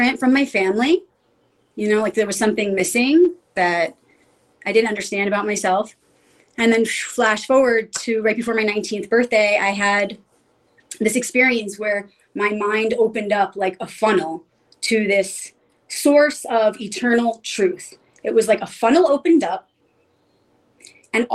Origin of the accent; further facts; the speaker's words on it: New York City, New York, United States; I grew up in pretty much the city, you know, in Queens